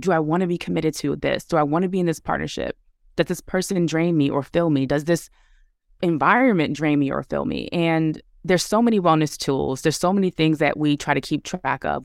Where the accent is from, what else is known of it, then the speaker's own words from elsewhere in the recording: New York City, New York, United States; moved away as an adult; I was born and raised in Brooklyn